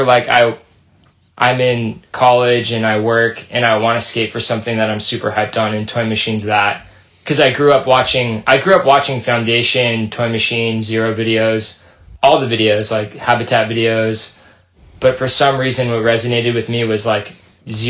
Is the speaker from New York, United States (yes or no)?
no; Santa Ana, California, United States; also born or lived in Fountain Valley, California; I grew up in the city, Santa Ana, California